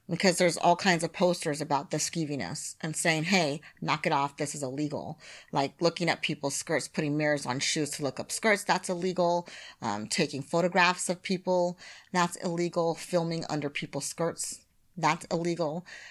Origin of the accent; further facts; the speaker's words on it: United States; moved away as an adult; now in Japan; as an American